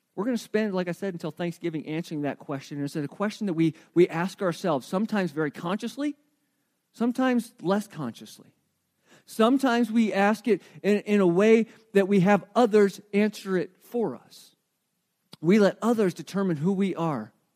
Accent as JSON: {"language": "English", "region": "Arizona", "country": "United States", "tie": "born or raised there", "moved": "yes", "lives_now": "New Mexico, United States", "said": "I grew up in Arizona where there was no such thing as fall."}